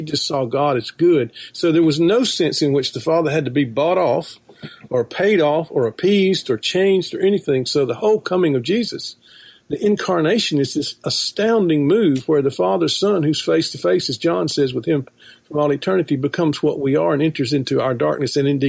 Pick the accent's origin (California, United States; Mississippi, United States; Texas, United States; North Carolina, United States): Mississippi, United States; South; I grew up in South Mississippi in a very conservative Calvinist church, hyper-Calvinist, in a matter of fact. I was taught the 5 points of Calvinism from my mother's womb.